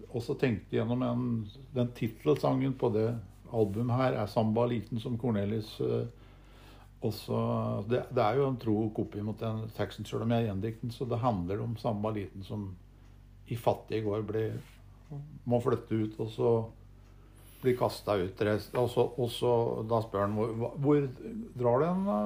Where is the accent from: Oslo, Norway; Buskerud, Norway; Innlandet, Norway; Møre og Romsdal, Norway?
Innlandet, Norway; Gjøvik; jeg kom fra Høndalen, det lille industrisamfunnet